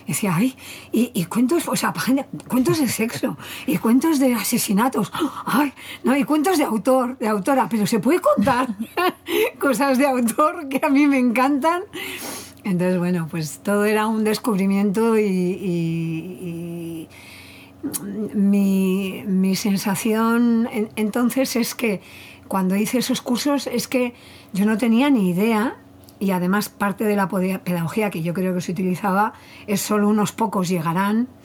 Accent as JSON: {"language": "Spanish", "region": "Basque Country", "country": "Spain", "said": "somos, que somos vascos"}